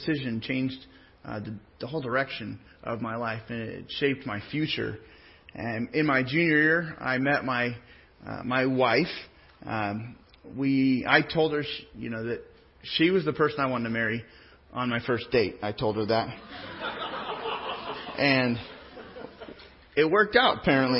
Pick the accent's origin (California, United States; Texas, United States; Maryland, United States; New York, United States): California, United States; Pismo Beach; moved away as an adult; also born or lived in San Jose / Sonoma; now in Riverside, United States; I was raised most of the part in the Central Coast, in Pismo Beach